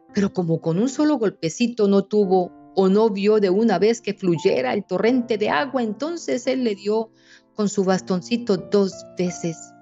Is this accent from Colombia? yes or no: yes; Colombia; aquí en Colombia, y en mi tierra somos sus hijos bobos